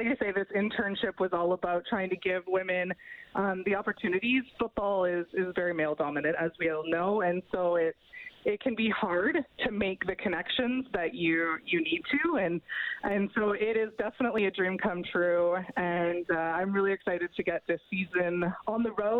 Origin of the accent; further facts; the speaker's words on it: Rocky Mountain House, Alberta, Canada; Rocky Mountain House.